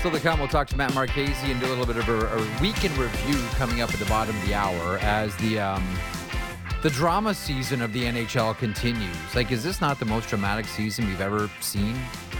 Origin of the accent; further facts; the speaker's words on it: Toronto, Ontario, Canada; I grew up in Toronto, and so I got a steady dose of Maple Leafs hockey and Buffalo Sabres hockey.